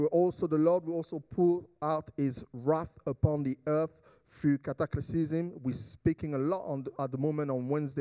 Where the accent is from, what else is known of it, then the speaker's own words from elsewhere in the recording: Jamaica; as a Jamaican we say, let God do his thing